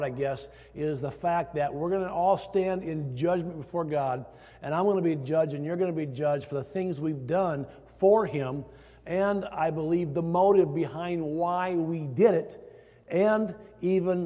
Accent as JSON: {"language": "English", "region": "Iowa", "country": "United States", "tie": "born or raised there", "moved": "yes", "said": "growing up in Iowa"}